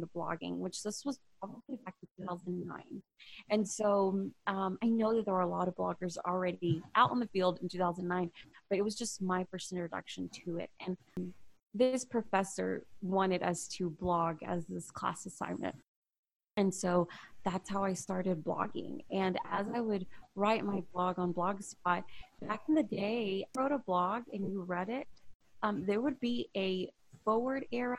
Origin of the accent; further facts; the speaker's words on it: Houston, Texas, United States; also born or lived in Humble, Texas / Marshall/Longview, East Texas; I was born and raised in Houston